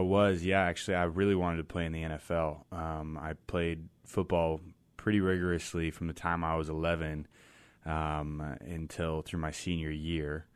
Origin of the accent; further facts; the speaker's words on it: Mill Creek, Washington, United States; also born or lived in Boise, Idaho; I grew up in Mill Creek, Washington